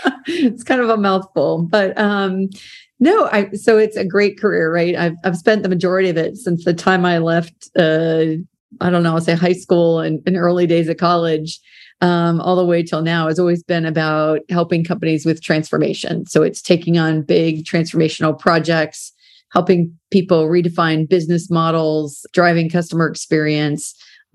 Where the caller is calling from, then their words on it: Charlotte, North Carolina, United States; Oh, I'm dialing in today from Charlotte, North Carolina.